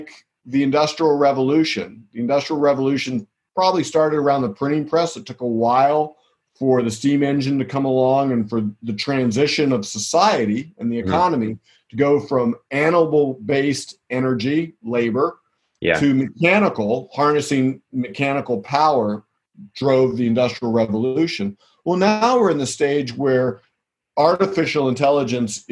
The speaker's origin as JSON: {"language": "English", "region": "southwestern Pennsylvania", "country": "United States", "tie": "born or raised there", "said": "I grew up in southwestern Pennsylvania"}